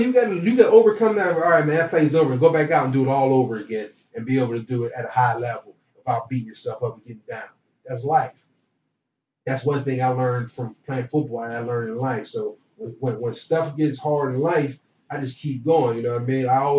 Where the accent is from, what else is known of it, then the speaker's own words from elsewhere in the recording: Pittsburgh, Pennsylvania, United States; getting back to the market in Pittsburgh, getting that market as well, because that's my hometown.